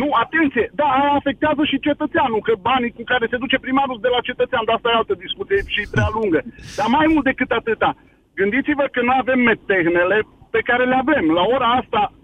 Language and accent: Romanian; Arad, Arad County, Romania; Sunt român din Arad, român, român cu uh, strămoși în Bucovina